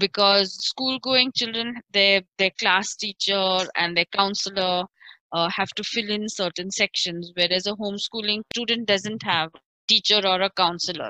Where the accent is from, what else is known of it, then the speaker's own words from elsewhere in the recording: Pune, Maharashtra, India; I grew up in Salisbury Park